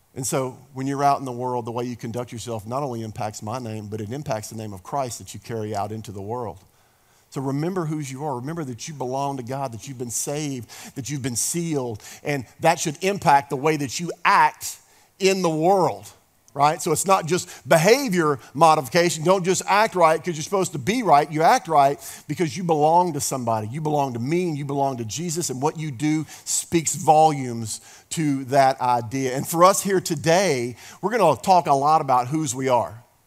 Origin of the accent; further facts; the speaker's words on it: the South, United States; we're from the South here